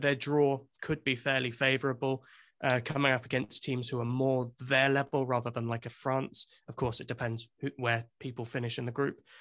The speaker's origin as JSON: {"language": "English", "region": "England", "country": "United Kingdom", "moved": "yes", "lives_now": "Wales, United Kingdom", "said": "I'm English, but I do live in Wales"}